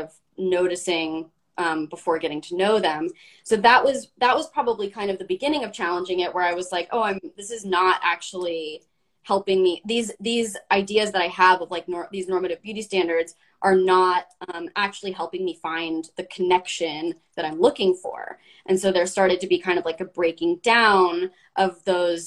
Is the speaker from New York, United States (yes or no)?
no; Los Angeles, California, United States; growing up in Los Angeles with my dad being a talent manager